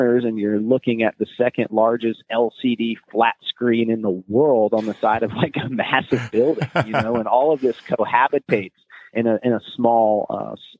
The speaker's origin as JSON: {"language": "English", "country": "United States", "also_born_or_lived": "South Korea", "said": "as a Westerner, especially as an American, we speak English"}